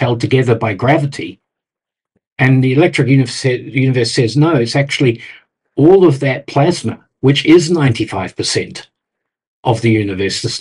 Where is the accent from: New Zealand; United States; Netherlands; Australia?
New Zealand; moved away; I'm from New Zealand originally